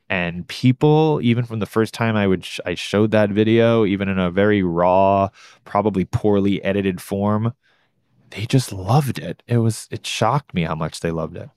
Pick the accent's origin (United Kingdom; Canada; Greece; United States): United States; New York City, New York; I grew up in New York City